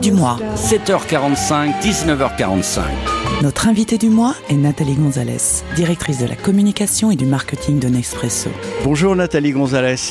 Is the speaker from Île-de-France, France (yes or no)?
yes; Paris, Île-de-France, France; je suis un Parisien